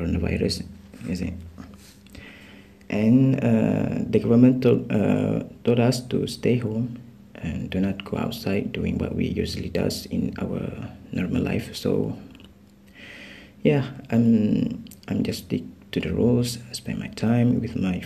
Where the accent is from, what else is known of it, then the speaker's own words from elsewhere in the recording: Terengganu, Malaysia; I'm from Terengganu too.